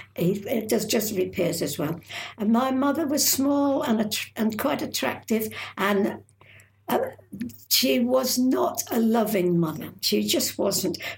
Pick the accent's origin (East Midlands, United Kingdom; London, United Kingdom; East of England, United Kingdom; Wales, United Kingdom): East Midlands, United Kingdom; Lincolnshire; she brought me up how to behave and how to speak as much as you could in Lincolnshire.